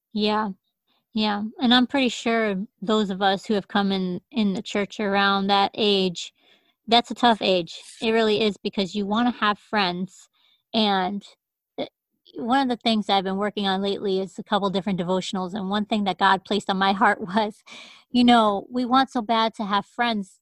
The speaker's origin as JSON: {"language": "English", "town": "Hartford", "region": "Connecticut", "country": "United States", "tie": "born or raised there", "moved": "yes", "said": "the first eight years of my life, I grew up in in Hartford, Connecticut"}